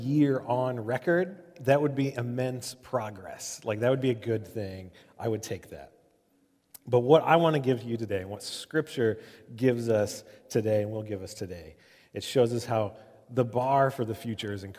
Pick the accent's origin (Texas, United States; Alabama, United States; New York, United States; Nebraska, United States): Nebraska, United States; Omaha; I grew up in Omaha.